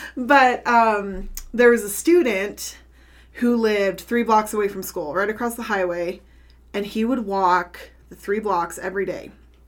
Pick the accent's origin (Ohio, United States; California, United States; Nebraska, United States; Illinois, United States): Nebraska, United States; North Platte; moved away as an adult; also born or lived in Antelope County, Nebraska; now in Elgin, United States; growing up in North Platte